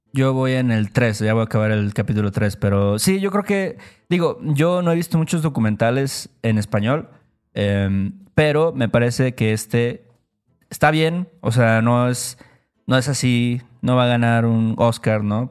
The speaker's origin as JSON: {"language": "Spanish", "country": "Mexico", "said": "nosotros somos de México"}